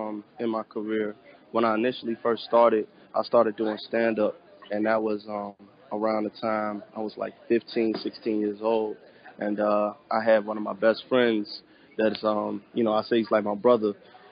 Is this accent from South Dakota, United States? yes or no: no; Chicago, Illinois, United States; I'm from the south suburbs outside the city of Chicago, so I spent a lot of time growing up in the burbs as well as, growing up in the city, too.